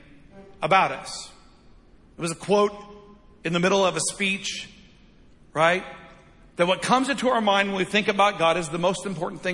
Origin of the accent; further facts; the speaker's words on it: United States; I love being an American. I'll always love being an American